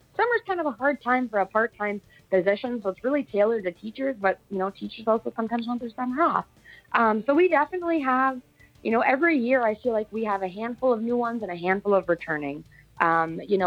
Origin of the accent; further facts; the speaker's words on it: Munising, Michigan, United States; I'm originally from Munising